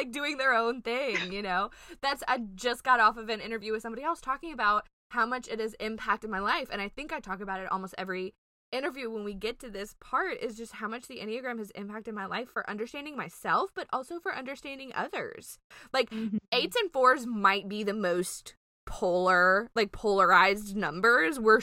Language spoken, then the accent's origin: English; Louisiana, United States; we're from Louisiana.